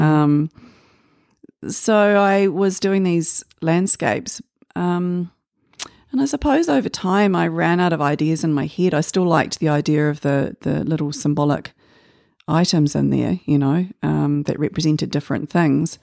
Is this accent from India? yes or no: no; Waitakere, Auckland, New Zealand; I was born here in Auckland, um, but raised mostly in Waitakere